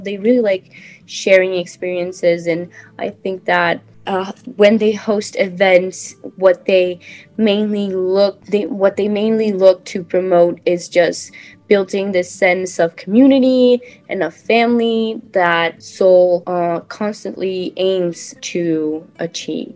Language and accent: English; Teresópolis, Rio de Janeiro, Brazil; moved away as an adult; now in New York, United States; I'm from Brazil, more specifically, a small town in the state of Rio de Janeiro, which my hometown is called Teresópolis.